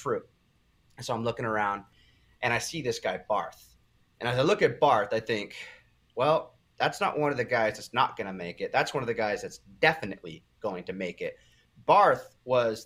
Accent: Huntington Beach, California, United States; my hometown, Huntington Beach, California

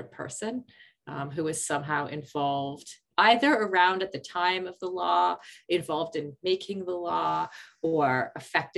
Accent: Canada; as a Canadian kid

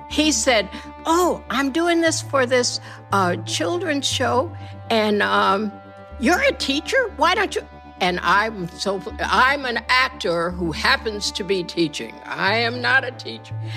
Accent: rural Michigan, United States; moved away as an adult; also born or lived in Kansas / Detroit / New York City; I was born in Kansas, but I was raised in rural Michigan, 20 miles from Kalamazoo.

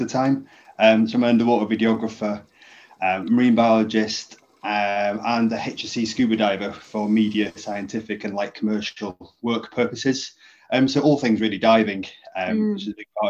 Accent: Llŷn Peninsula, North Wales, United Kingdom; I grew up in North Wales in the Cumbria Peninsula, to a fishing family

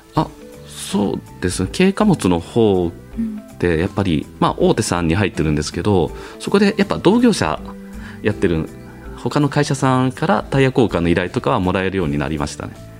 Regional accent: Toyohashi, Aichi, Japan; 豊橋出身なんで

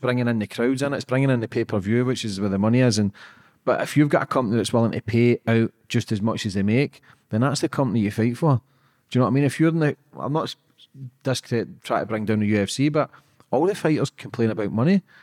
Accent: Scotland, United Kingdom; I'm just a Scottish guy

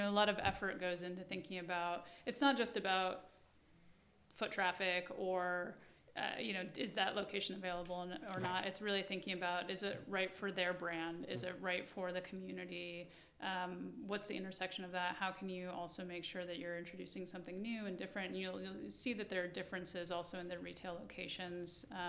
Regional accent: New York City, New York, United States; I think, yes, that's, and I'm a New Yorker, so I will say, yeah, absolutely.

